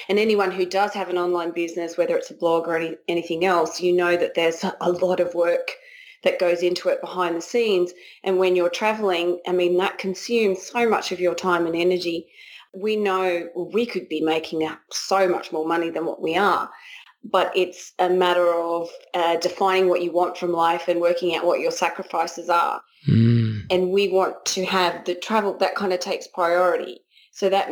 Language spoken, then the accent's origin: English; Australia; moved away as an adult; also born or lived in Raleigh, North Carolina; now in United States; we're Australian